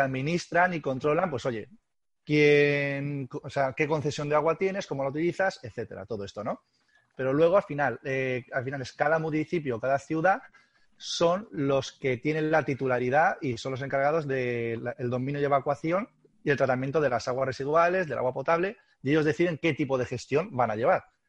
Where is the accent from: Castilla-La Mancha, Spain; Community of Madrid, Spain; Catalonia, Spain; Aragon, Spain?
Castilla-La Mancha, Spain; Albacete; como somos gente de Albacete y somos gente, gente dura